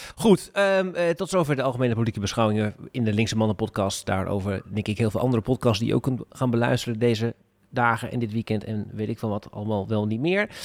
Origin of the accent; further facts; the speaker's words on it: Groningen, Netherlands; ik kom uit Groningen, Koen. En ik woon in Groningen.